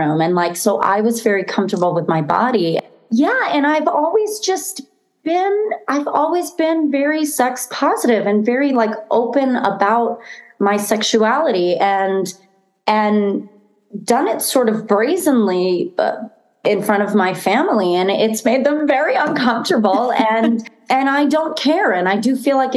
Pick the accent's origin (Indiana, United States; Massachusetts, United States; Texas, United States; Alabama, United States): Massachusetts, United States; Boston; moved away; I'm originally from Boston.